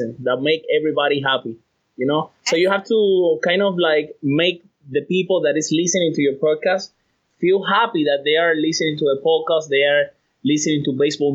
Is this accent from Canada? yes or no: no; Cuba; moved away; I'm from Cuba. I was born and raised in Cuba.